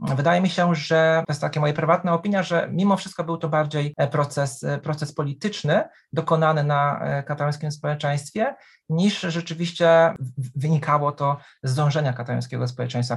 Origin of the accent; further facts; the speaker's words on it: Poland; jestem z Polski, historykiem